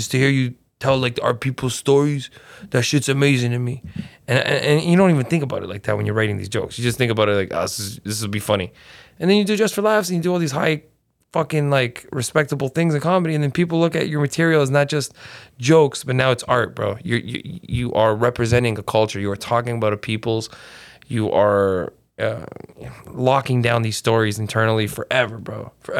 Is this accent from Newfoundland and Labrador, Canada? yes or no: yes; Newfoundland and Labrador, Canada; And I'm from Newfoundland, Portugal.